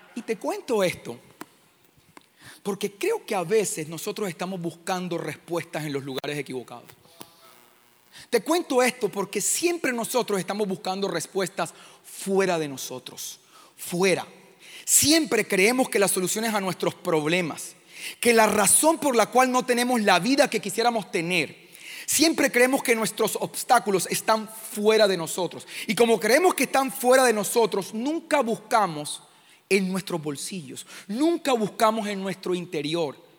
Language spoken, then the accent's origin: Spanish; Caribbean coast, Colombia; vengo de Colombia, de una comunidad que se llama Living Room. Estamos en la costa de Colombia